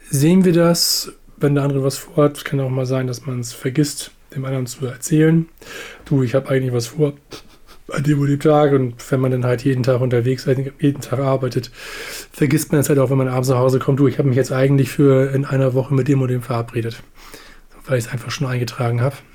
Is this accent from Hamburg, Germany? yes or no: yes; Hamburg, Germany; von Hamburg Steilzob, wo ich groß geworden bin, nach Arnsburg zu meinem Opa.